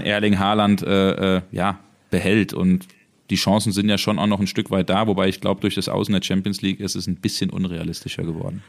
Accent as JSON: {"language": "German", "region": "Hesse", "country": "Germany", "said": "bei uns in Hessen"}